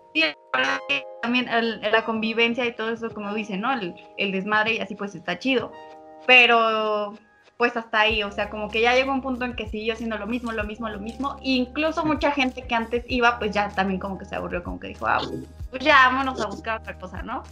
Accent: State of Mexico, Mexico; now in Zumpango, Mexico; nosotros somos del Estado de México

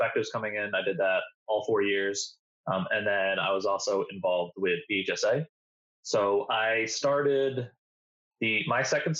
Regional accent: Albany, New York, United States; moved away; I'm originally from Albany, New York, so upstate

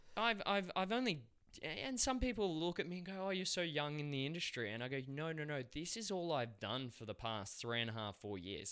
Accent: Australia; accent: Aussie; They'd love my accent, the Aussie guy

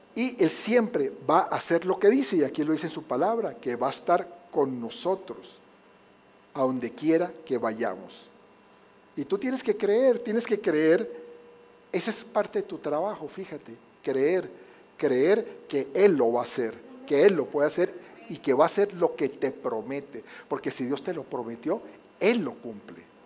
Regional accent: Colombia; moved away; es que en Colombia

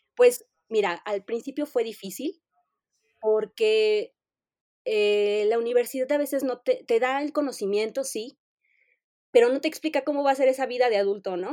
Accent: Mexico City, Mexico; soy de la Ciudad de México. Siempre eh, he vivido en la Ciudad de México

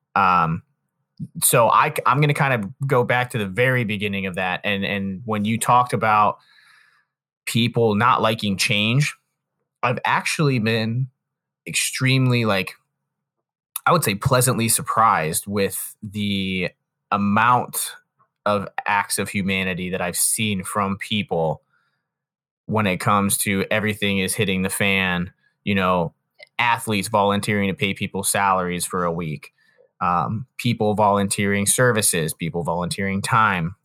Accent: Canton, Ohio, United States; I'm from Canton, but there's this area called, like, North Industry, which is, like, twenty minutes further south of Canton

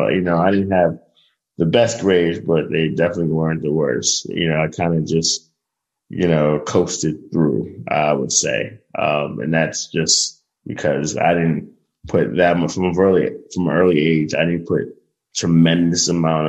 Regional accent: Brooklyn, New York, United States; the only people that made it out of Coney Island was probably like Stephon Marbury. you know, so it was a rough upbringing.

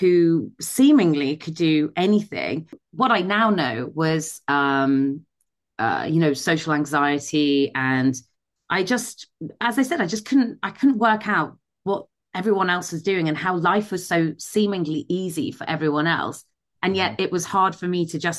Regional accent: Midlands, United Kingdom; I grew up in the Midlands in the UK. So that's where I'm from originally.

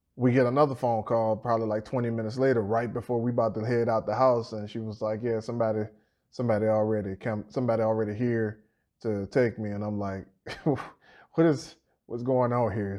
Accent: Petersburg, United States; I'm from Fifth Ward right over in Petersburg

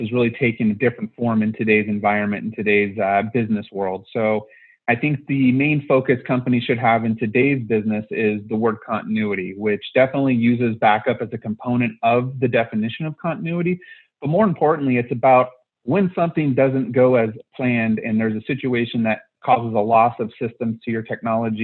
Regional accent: California, United States; born and raised in California

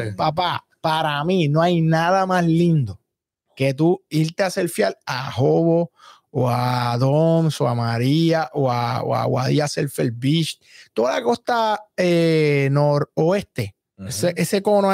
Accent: Cabo Rojo, Puerto Rico; Nosotros somos de Cabo Rojo

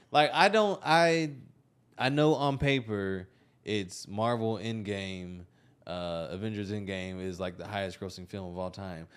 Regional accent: Texas, United States; also born or lived in Austin; I'm not from Austin, but I've been in and out of the area for ten years, ten, eleven years. Like, I'm a Texas kid

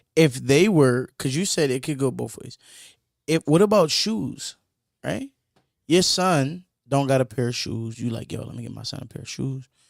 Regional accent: Michigan, United States; that's where I'm from. I'm from Michigan

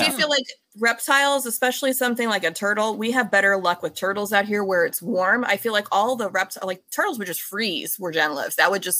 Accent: Orange County, California, United States; also born or lived in Pennsylvania; I grew up in Orange County. So I've pretty much always been in this area other than originally Pennsylvania, but been out here.

